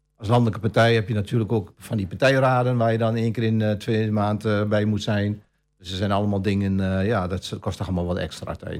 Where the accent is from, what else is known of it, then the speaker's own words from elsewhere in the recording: Almelo, Overijssel, Netherlands; geboren en getogen in Almelo. Ook mijn hele leven hier gewoond.